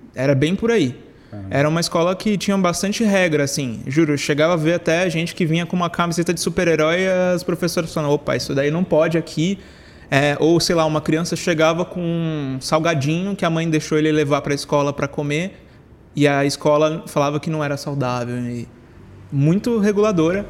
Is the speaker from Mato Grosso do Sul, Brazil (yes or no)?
no; São Paulo, Brazil; Eu nasci em São Paulo também.